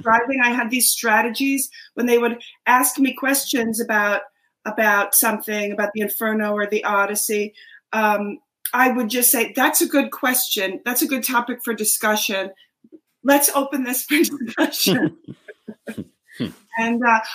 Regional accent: Dix Hills, New York, United States; The middle of the island, Dix Hills

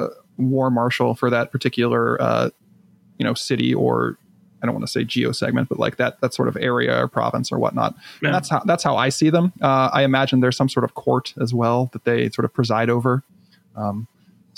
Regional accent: United States; as an American

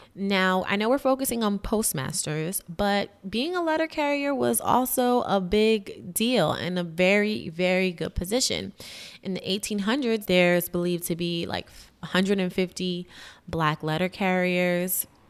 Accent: New York City, New York, United States; also born or lived in Massachusetts; as a New Yorker, as a Harlemite

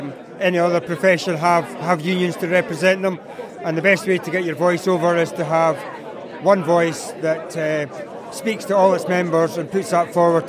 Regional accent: East Lothian, Scotland, United Kingdom; I'm from East Lothian. I'm a mixed livestock, bleak arable farmer.

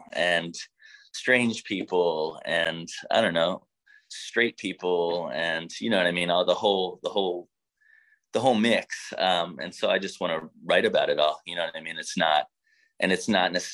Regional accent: United States; coming from America, being American, what it means these days to be a band from the United States of America

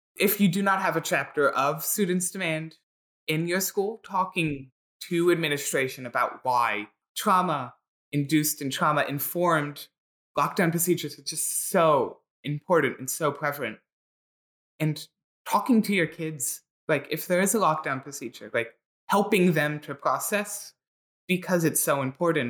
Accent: Philadelphia, Pennsylvania, United States; I grew up and live in Philadelphia

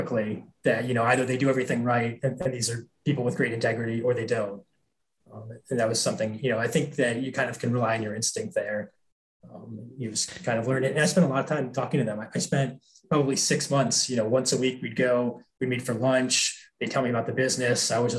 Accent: Columbus, Ohio, United States; also born or lived in Wisconsin / Minnesota; I grew up, I kind of like lived all around the Midwest. I lived in Wisconsin, Minnesota, Ohio. I grew up in Columbus, Ohio.

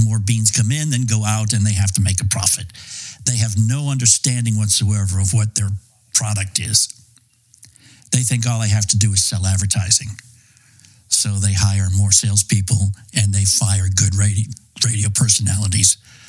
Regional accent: Boston, Massachusetts, United States; also born or lived in New York; I grew up in Boston and New York

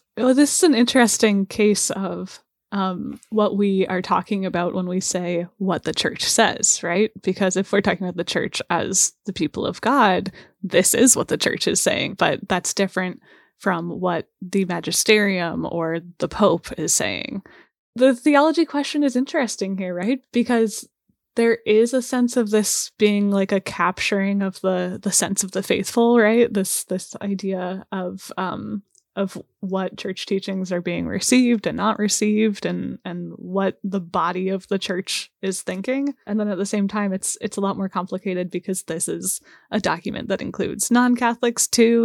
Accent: St. Louis, Missouri, United States; I was growing up in the Archdiocese of Saint Louis

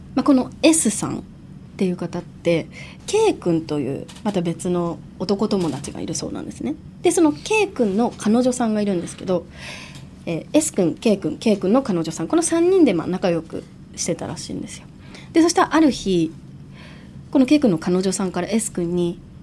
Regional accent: Ishikawa, Japan; 石川県出身

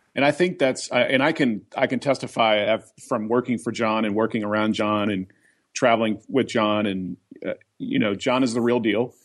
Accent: Oklahoma, United States; also born or lived in Colorado; now in Atlanta, United States; I grew up in Oklahoma.

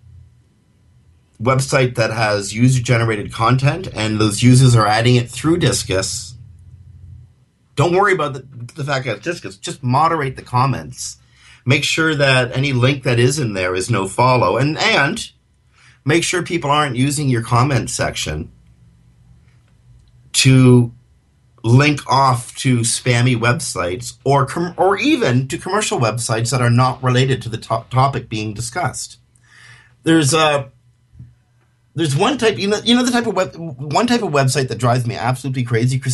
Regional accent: Canada; accent: Canadian; in my Canadian accent

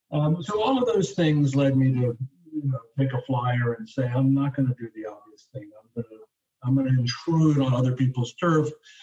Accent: Munich, Bavaria, Germany; born there; also born or lived in Hawaii, United States; I'm a Europeanist. I was born in Munich. I lived in Europe for a number of years.

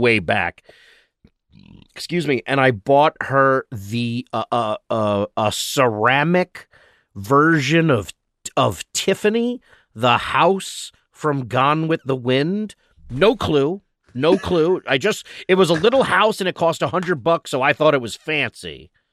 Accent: New York, United States; moved away as an adult; now in Los Angeles, United States; being in Los Angeles as a New Yorker

